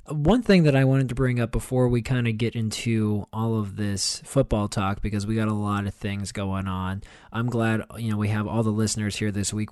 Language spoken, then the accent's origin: English; Pittsburgh, Pennsylvania, United States; I grew up in Pittsburgh